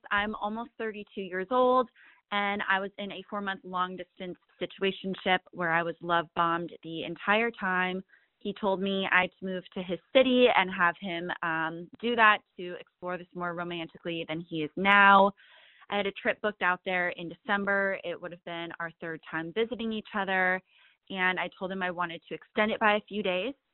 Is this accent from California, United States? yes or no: yes; California, United States; Again, I'm from the Bay Area, um, and that is my question for Tinx.